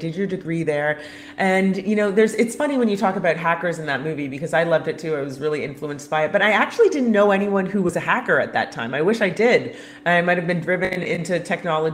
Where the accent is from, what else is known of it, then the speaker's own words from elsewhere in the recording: Canada; I'm Canadian